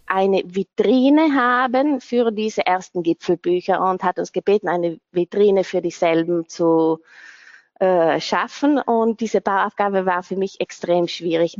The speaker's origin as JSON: {"language": "German", "area": "South Tyrol", "region": "Trentino-Alto Adige", "country": "Italy", "also_born_or_lived": "London", "said": "ich bin Südtirolerin"}